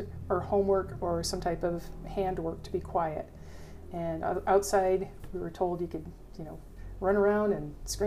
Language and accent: English; Lenox, Massachusetts, United States; moved away as an adult; also born or lived in Panguitch, Utah / Plains, Montana; now in Montana, United States; I grew up outside of Lenox, Massachusetts